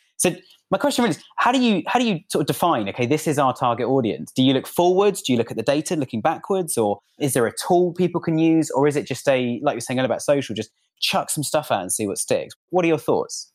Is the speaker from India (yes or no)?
no; United Kingdom; I'm actually British.